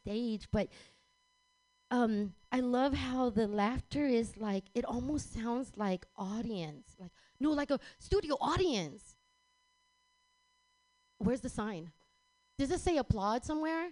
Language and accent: English; San Francisco, California, United States; moved away as an adult; also born or lived in Texas; I was born and raised here in San Francisco